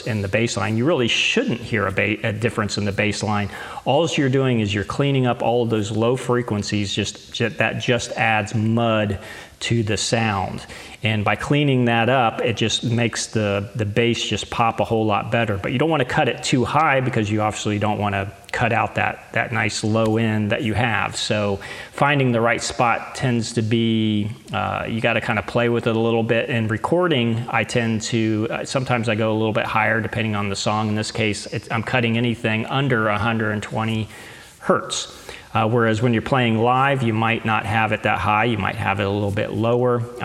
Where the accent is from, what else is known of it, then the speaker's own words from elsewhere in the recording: United States; I am living in the United States of America, so obviously I want to support my home country